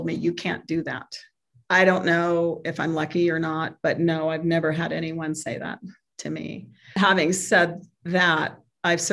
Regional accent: San Jose, California, United States; moved away as an adult; now in Denver, United States; I grew up in California in the 70s and 80s

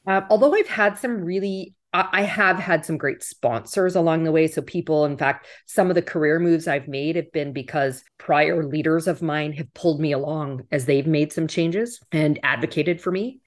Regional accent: Western Canada, Canada; moved away as an adult; also born or lived in Toronto, Canada; now in United States; I grew up in Western Canada

